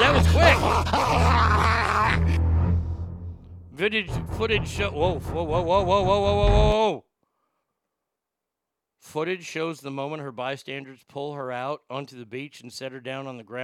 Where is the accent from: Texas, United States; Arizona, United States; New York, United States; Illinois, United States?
Texas, United States; my home state of Texas